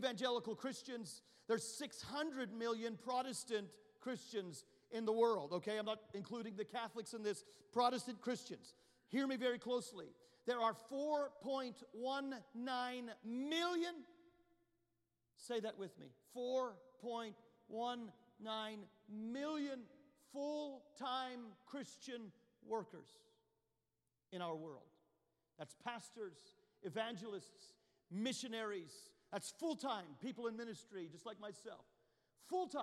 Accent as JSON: {"language": "English", "country": "Canada", "moved": "yes", "lives_now": "United States", "said": "You go to the nation where I'm from. I'm Canadian at birth. I became a U.S. citizen, thank God, in 2019"}